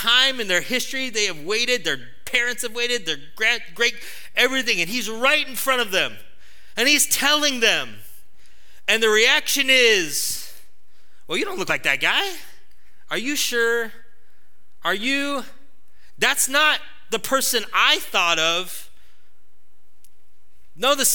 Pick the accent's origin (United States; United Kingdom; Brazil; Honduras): United States; us as American Christians